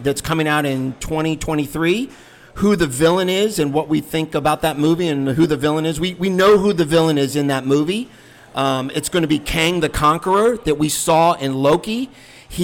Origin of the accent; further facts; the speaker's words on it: Northern Virginia, United States; growing up in Northern Virginia as little boys